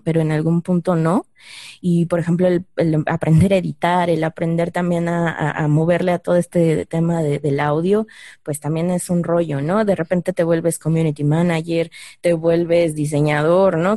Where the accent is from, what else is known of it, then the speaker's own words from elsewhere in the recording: Mexico City, Mexico; los que estamos más viejitos y crecimos en la Ciudad de México